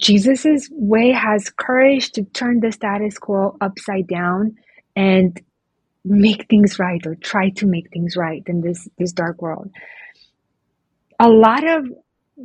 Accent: Oregon, United States; moved away as an adult; also born or lived in Romania; now in Bucharest, Romania; I grew up in Oregon

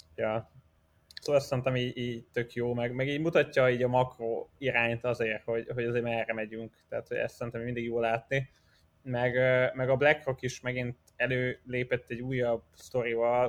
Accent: Hungary

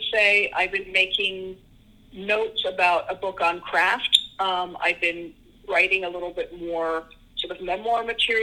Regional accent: Washington, District of Columbia, United States; moved away; I grew up in Washington, D.C.

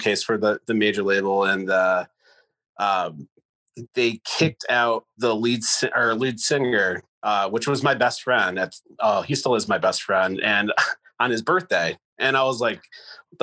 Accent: Rochester, New York, United States; came back home to my hometown, Rochester, New York

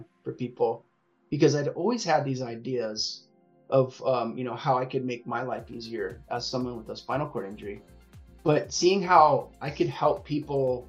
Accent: Long Beach, California, United States; I'm based in Southern California. I'm in around the Long Beach area, Los Angeles. So I've pretty much lived here my whole life, but yeah, I'm a SoCal kid

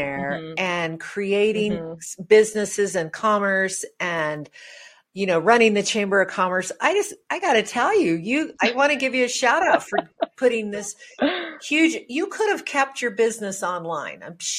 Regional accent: Logan, New Mexico, United States; I grew up in Logan.

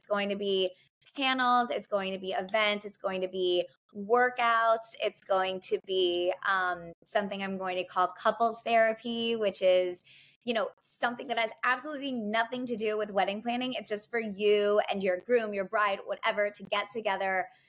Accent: New York, United States; Like when I hired a planner, I knew like as a New Yorker

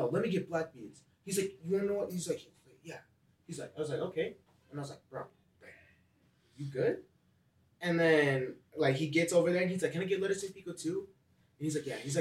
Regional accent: Utah, United States; Growing up in Utah

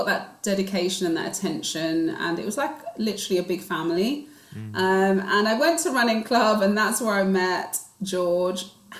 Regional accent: Nigeria; I'm Igbo Nigerian and we are very much academics, but we're also very creative.

